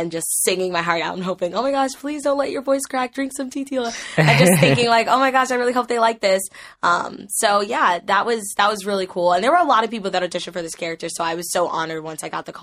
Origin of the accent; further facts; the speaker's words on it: New Jersey, United States; moved away; I'm originally from New Jersey